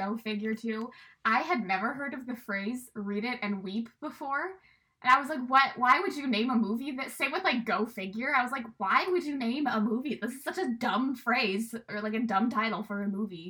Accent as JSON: {"language": "English", "town": "St. Louis", "region": "Missouri", "country": "United States", "said": "we're from St. Louis"}